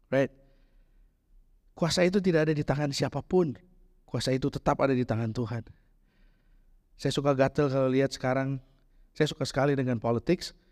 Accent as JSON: {"language": "Indonesian", "town": "Bandung", "region": "West Java", "country": "Indonesia", "tie": "born or raised there", "said": "di tempat saya besar di Bandung kita bikin di Cibadak hari ini bikin ntar sore udah jadi."}